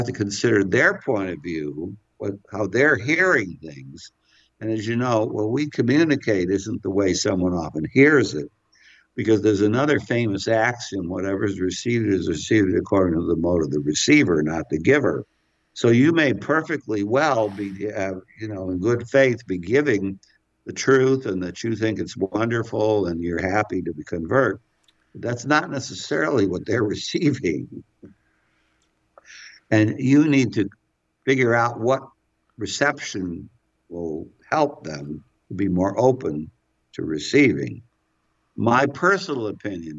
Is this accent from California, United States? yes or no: yes; California, United States; I come from California.